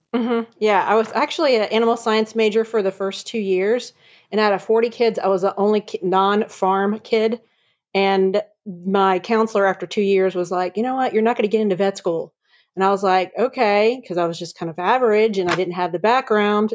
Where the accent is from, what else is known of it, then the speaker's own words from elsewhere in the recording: Virginia Beach, Virginia, United States; moved away as an adult; also born or lived in Atlanta, Georgia; now in Chattanooga, United States; I grew up in uh, Virginia Beach, Virginia. I was a beach girl